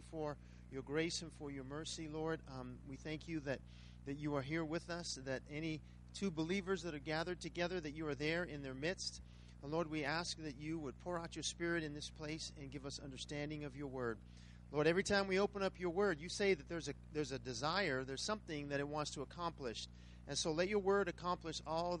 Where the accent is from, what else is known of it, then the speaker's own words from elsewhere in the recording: Riverside, California, United States; now in Las Vegas, United States; I'm from Riverside, California